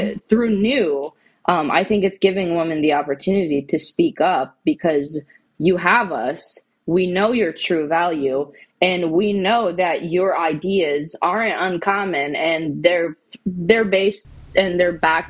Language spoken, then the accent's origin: English; California, United States; And so that's why I'm from California.